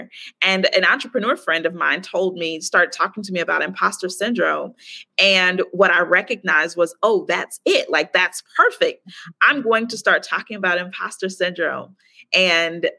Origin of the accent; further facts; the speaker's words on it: Chicago, Illinois, United States; moved away as an adult; also born or lived in Baltimore, United States; now in Playa del Carmen, Mexico; I'm from Chicago